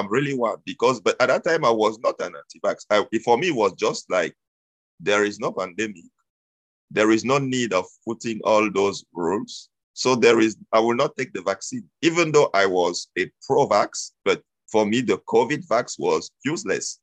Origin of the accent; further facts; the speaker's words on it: Cameroon; moved away as an adult; now in Quebec, Canada; I was born and raised in Cameroon. It's a country in Africa. And I came here in Canada in 2012.